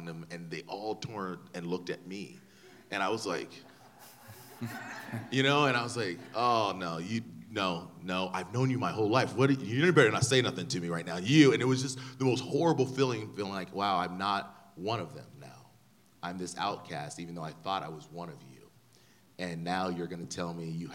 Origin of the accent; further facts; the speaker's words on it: Ventura, California, United States; I was born and raised in Ventura, California